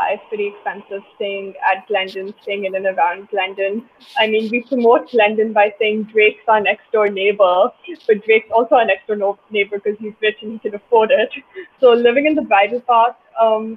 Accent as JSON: {"language": "English", "country": "India", "tie": "born or raised there", "moved": "yes", "lives_now": "Toronto, Canada", "said": "growing up in India in that competitive education system"}